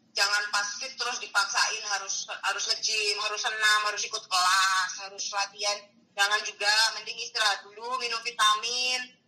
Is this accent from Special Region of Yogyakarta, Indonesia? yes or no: yes; Yogyakarta, Special Region of Yogyakarta, Indonesia; aku orang Jogja